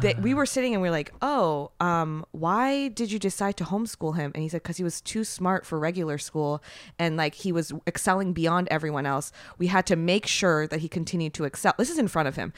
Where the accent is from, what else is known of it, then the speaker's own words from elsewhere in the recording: San Francisco Bay Area, California, United States; I'm from the Bay Area, but, um, so I was, like, very, I mean, and I'm Japanese. I grew up very, very quiet